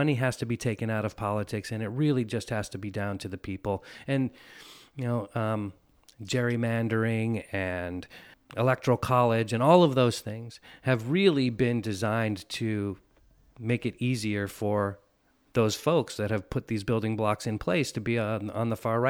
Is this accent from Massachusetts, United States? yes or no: no; Northern California, United States; also born or lived in San Francisco; I was born and raised in Northern California and went to school in San Francisco. So it's kind of in my blood.